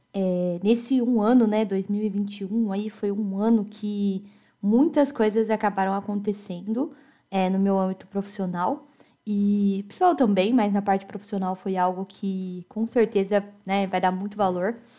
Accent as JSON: {"language": "Portuguese", "town": "Americana", "region": "São Paulo", "country": "Brazil", "tie": "born or raised there", "said": "Eu nasci em Americana, São Paulo"}